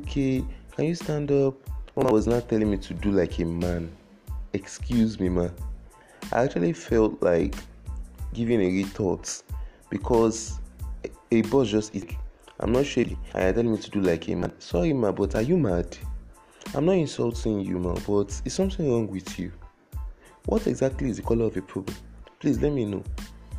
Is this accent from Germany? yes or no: no; Lagos, Nigeria; I was born in Lagos, brought up in Lagos, I have never left Lagos in my life.